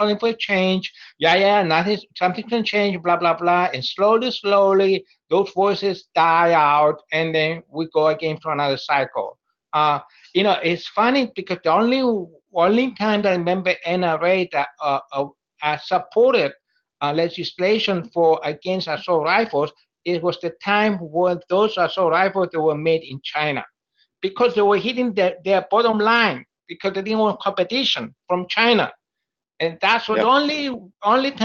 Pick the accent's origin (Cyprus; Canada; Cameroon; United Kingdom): Cyprus; moved away as an adult; now in United States; I'm from a small island called Cyprus.